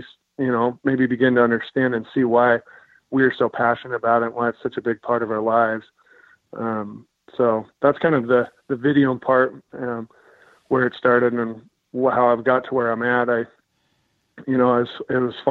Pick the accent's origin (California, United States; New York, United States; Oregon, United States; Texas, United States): Oregon, United States; Klamath Falls; I grew up in Klamath Falls, Oregon